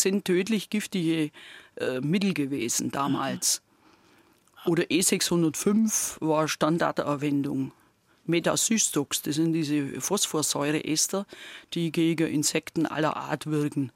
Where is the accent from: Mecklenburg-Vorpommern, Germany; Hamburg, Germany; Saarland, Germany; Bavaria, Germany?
Bavaria, Germany; near Gundremmingen; accent: Swabian; moved away; also born or lived in Lower Franconia; bei uns in der Nähe, wo ich aufgewachsen bin, steht ja in Sichtweite das Atomkraftwerk Gundremmingen